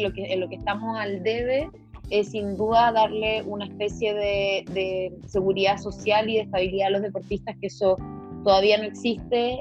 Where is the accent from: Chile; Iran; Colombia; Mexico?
Chile; Santiago, Santiago Metropolitan Region; soy santiaguina de corazón